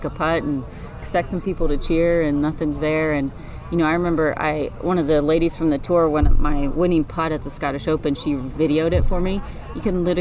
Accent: Texas, United States; also born or lived in Toledo, Ohio; born in Toledo, Ohio. So, yeah. So, I mean, I've got all these hometowns all over the country, but grew up here in Texas. So I claim I'm from Texas.

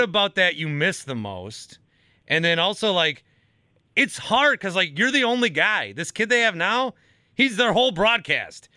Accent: Fond du Lac, Wisconsin, United States; I'm from Fond du Lac

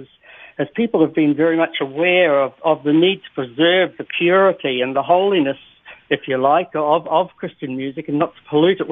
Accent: New Zealand; being a New Zealander myself

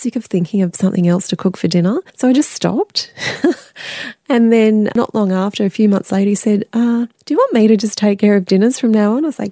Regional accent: Melbourne, Victoria, Australia; now in Sydney, Australia; I'm from Melbourne originally too.

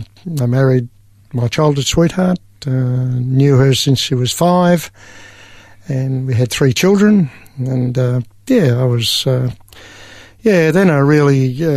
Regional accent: Kew, Victoria, Australia; I was born in East Melbourne in a hospital.

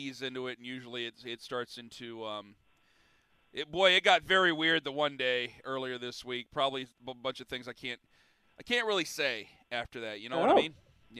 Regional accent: Northeast Ohio, United States; I'm based out of Cleveland. I'm from Northeast Ohio, and I'll die in Northeast Ohio

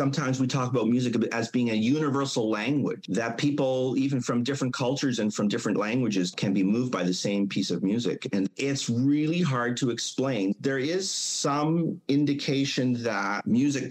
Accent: Mission, British Columbia, Canada; I grew up in Mission

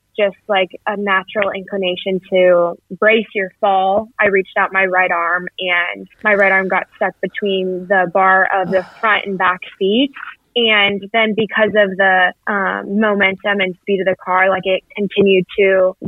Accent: Colorado, United States; I'm from Colorado.

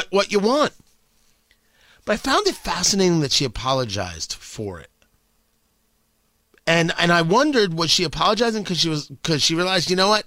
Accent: New Jersey, United States; I grew up in Jersey

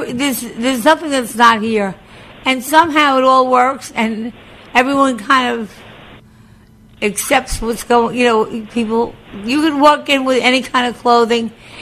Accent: Long Island, New York, United States; moved away as an adult; now in New York City, United States; I grew up on Long Island, and I went to school at Adelphi

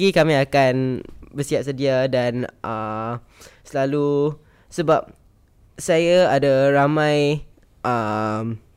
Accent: Singapore; also born or lived in Alor Gajah, Melaka, Malaysia (family kampung); saya warga Singapura tapi, tapi ada kampung. Ada kampung.

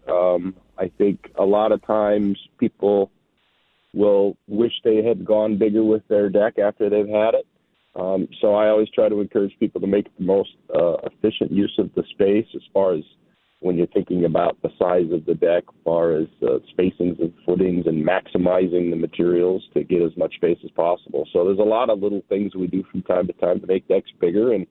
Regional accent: North Branch, Minnesota, United States; I grew up in North Branch, Minnesota, with my family

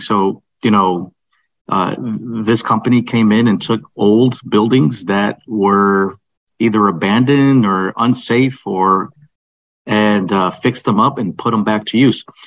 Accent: Holyoke, Massachusetts, United States; here in the city of Holyoke, my hometown

